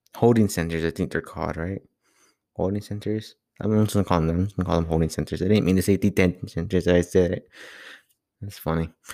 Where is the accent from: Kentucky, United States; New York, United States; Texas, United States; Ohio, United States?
Texas, United States; Laredo; I'm from Laredo